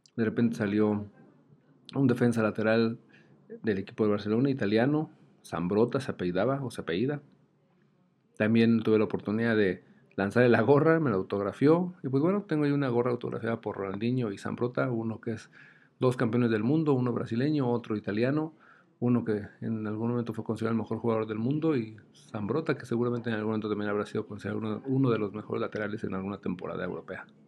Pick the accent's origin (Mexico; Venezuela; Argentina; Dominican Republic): Mexico